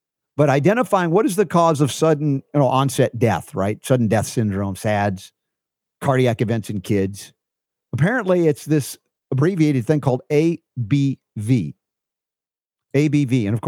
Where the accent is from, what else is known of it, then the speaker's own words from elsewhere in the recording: the South, United States; Boy growing up in the South. What did I know?